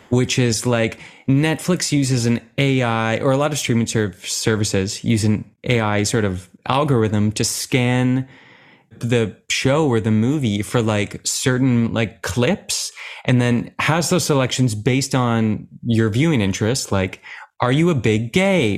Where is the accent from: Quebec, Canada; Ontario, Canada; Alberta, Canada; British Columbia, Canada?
Ontario, Canada; Oakville; I'm from Oakville and I was, I think I was eight years old when I started